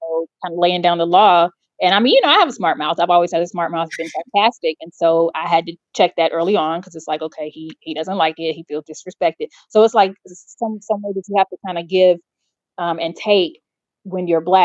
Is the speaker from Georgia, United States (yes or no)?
yes; Atlanta, Georgia, United States; growing up in Atlanta with, you know, upwardly mobile Black folks